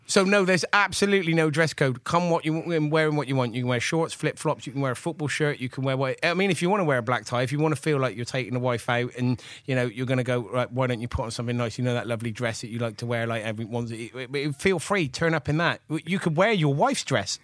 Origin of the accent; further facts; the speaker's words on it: Gloucester, South West England, United Kingdom; I'm from Gloucester, and I grew up in the eighties